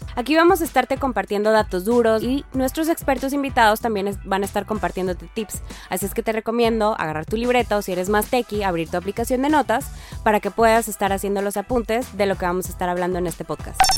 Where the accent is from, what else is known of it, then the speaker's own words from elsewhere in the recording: Monterrey, Nuevo León, Mexico; yo soy de Monterrey, Nuevo León